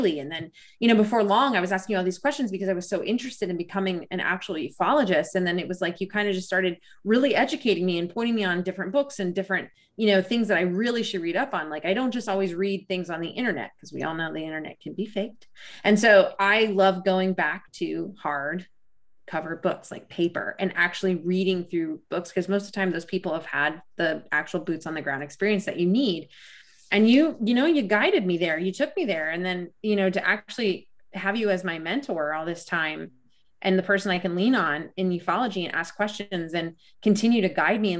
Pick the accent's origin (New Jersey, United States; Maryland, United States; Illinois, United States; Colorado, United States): Colorado, United States; Rocky Mountains of; I grew up in the Rocky Mountains of Colorado